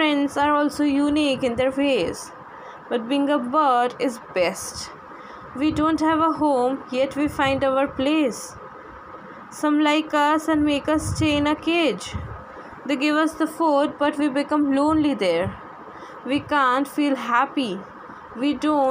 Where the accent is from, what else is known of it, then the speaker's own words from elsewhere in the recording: Gujarat, India; I'm basically from Gujarat.